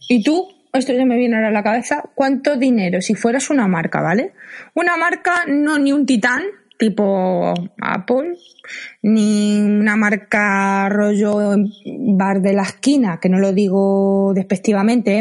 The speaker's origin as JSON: {"language": "Spanish", "town": "Madrid", "region": "Community of Madrid", "country": "Spain", "said": "soy de Madrid"}